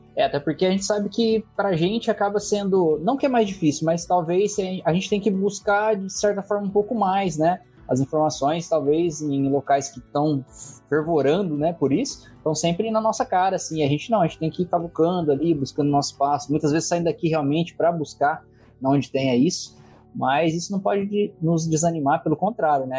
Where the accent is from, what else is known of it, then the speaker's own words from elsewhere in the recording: Barrinha, São Paulo, Brazil; accent: caipira; sou de Barrinha